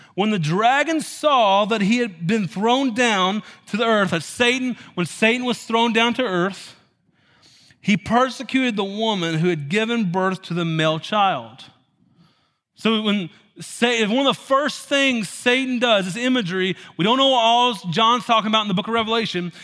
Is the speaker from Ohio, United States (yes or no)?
no; Tennessee, United States; moved away; I was raised in Tennessee